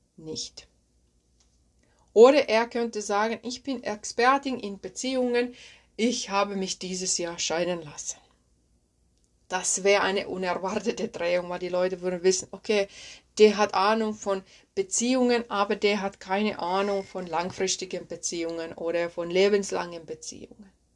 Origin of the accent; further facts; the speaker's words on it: Finland; accent: Finnish; German is a second language; moved away; Ich bin ursprünglich aus Finnland, das wirst du merken hier in dieser Podcast-Folge, dass mein Akzent aus Finnland stammt.